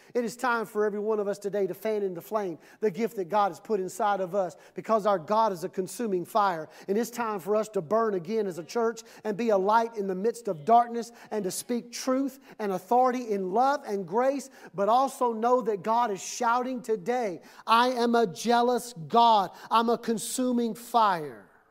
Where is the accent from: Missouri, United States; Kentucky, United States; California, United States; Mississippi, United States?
Mississippi, United States; when I was growing up in Mississippi